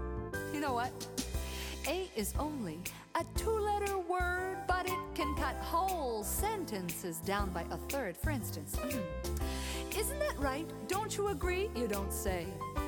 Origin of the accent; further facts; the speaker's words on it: Canada; I know I'm the worst one at it, eh?